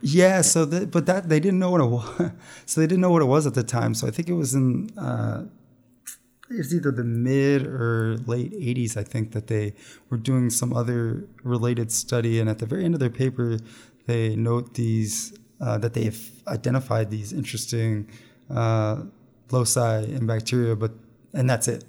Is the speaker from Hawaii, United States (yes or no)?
no; Pennsylvania, United States; I grew up in Pennsylvania